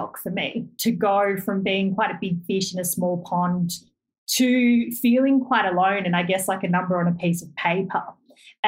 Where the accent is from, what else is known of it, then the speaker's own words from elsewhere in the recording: Canyonleigh, New South Wales, Australia; I grew up in the Southern Highlands of New South Wales in just a rural locality called Canyonleigh.